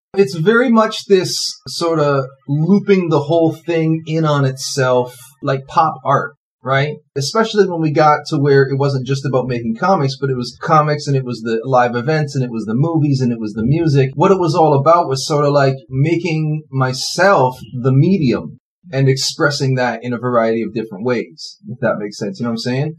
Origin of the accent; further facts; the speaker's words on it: Toronto, Ontario, Canada; also born or lived in Scarborough; I've lived all over the Toronto area, but always in the Toronto area